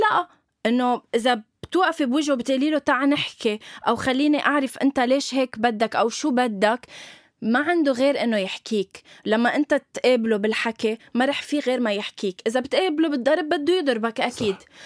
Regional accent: Lebanon; علم بلدي

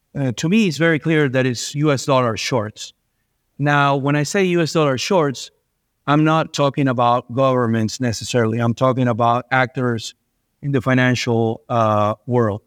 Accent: Venezuela; moved away; I was born and raised in Venezuela

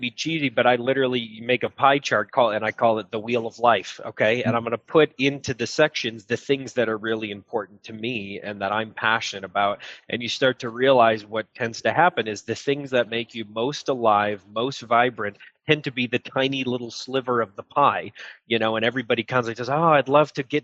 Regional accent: Illinois, United States; also born or lived in Texas / Florida / Arizona; I grew up living in Illinois

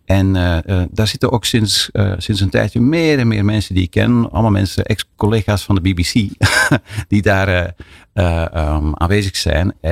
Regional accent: Belgium; Ja, ik ben gelukkig hebben wij in, in België nog een veel complexer landschap.

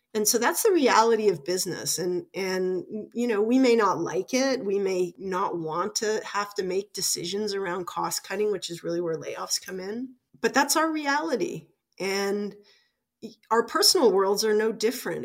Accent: Toronto, Ontario, Canada; also born or lived in Regina / Ottawa; I ended up working in Toronto, which is my hometown

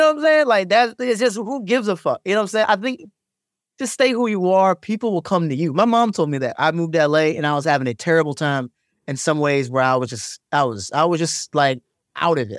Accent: Maryland, United States; I'm from Maryland

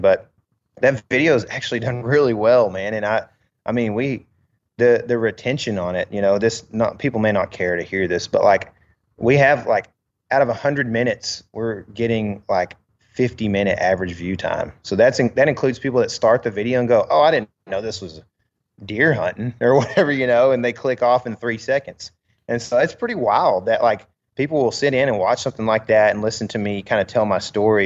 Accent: United States; as an American

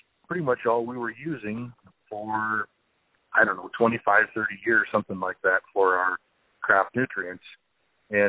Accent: Odebolt, Iowa, United States; I'm from Sac County, Iowa, just 5 miles north of a town called Odebolt, out here in northwest Iowa

